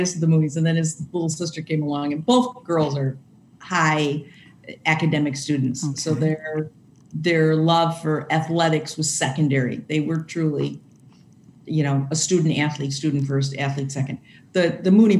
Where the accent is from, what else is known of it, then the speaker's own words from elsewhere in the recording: Chicago, Illinois, United States; moved away as an adult; now in Wauconda, United States; I grew up in Chicago